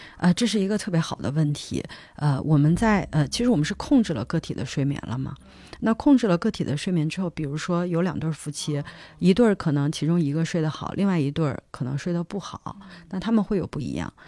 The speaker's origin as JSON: {"language": "Chinese", "country": "China", "also_born_or_lived": "United States", "moved": "as an adult"}